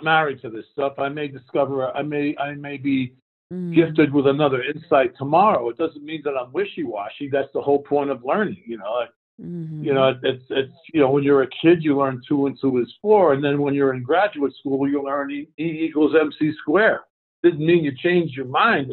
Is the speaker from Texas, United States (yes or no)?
no; New York City, New York, United States; I grew up in Brooklyn, New York, surrounded by gangsters